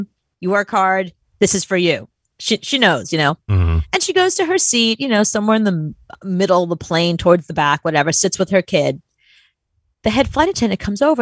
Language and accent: English; New York, United States; I'm from New York